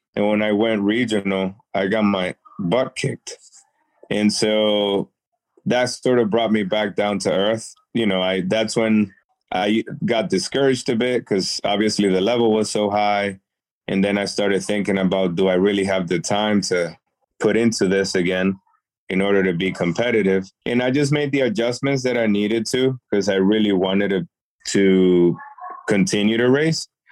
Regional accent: Worcester, Massachusetts, United States; also born or lived in Dominican Republic; I'm originally from Dominican Republic, uh, but raised in Worcester, Massachusetts.

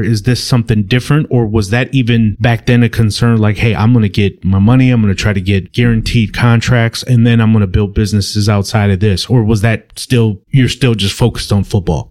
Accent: Milwaukee, Wisconsin, United States; I was born and raised in Milwaukee, Wisconsin

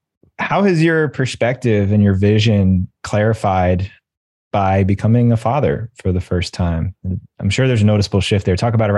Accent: New York, United States; And we were 17, 18 years old, and we were all growing up in the New York City suburbs.

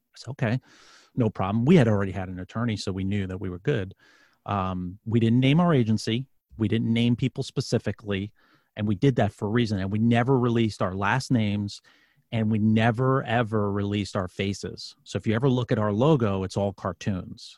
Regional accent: New York City, New York, United States; now in Virginia, United States; I'm from New York City. I'm a, I'm I live in Virginia now. I'm from New York City

